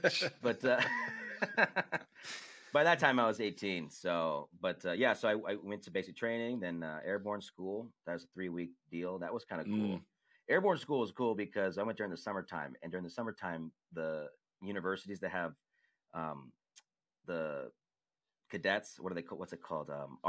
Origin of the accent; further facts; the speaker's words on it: San Diego, California, United States; I grew up in San Diego.